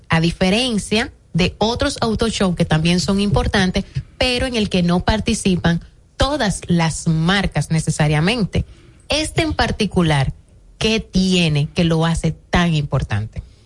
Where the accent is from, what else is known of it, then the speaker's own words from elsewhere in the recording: Dominican Republic; nos caracteriza como dominicanos